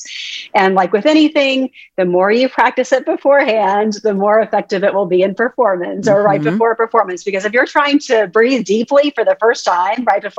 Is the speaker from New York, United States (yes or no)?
no; Texas, United States; I'm from Texas.